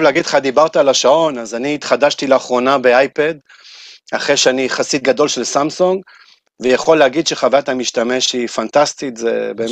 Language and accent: Hebrew; Israel; כשאתה אומר שאתה מישראל